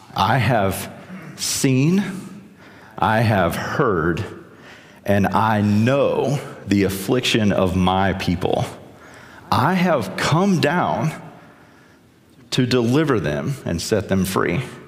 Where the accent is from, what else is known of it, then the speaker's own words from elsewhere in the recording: South Carolina, United States; I'm from South Carolina